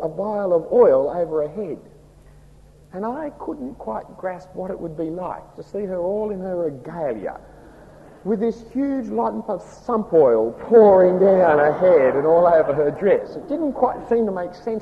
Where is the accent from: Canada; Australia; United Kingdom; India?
Australia; accent: broad Australian; my broad Australian accent